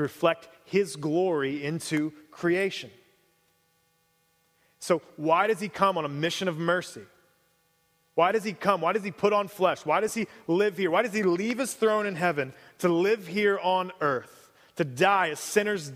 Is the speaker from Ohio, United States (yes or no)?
yes; Cincinnati, Ohio, United States; moved away; I grew up in Cincinnati